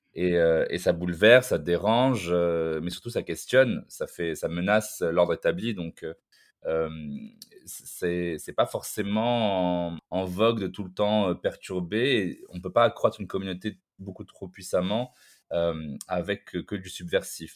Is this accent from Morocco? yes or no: yes; Morocco; Au Maroc, par exemple, là, là d'où je viens